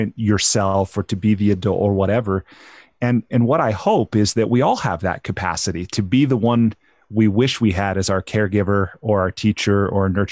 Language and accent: English; United States; I would say the United States